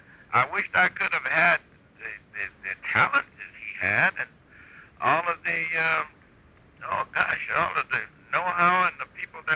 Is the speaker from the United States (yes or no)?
yes; Mississippi, United States; moved away; before leaving Mississippi, my home state